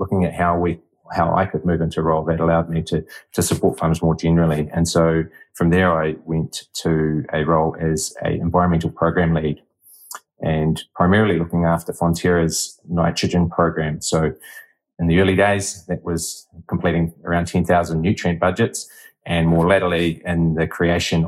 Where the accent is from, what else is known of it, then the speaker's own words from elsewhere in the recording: Te Awamutu, Waikato, New Zealand; Growing up in Te Awamutu, which is a rural community